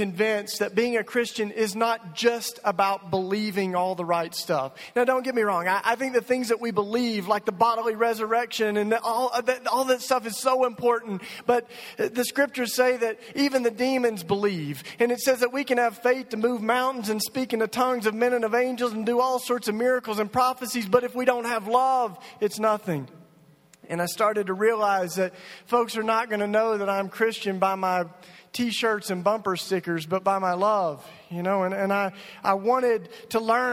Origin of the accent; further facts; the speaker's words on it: East Tennessee, United States; now in Philadelphia, United States; I grew up in East Tennessee, but I came from Philly this morning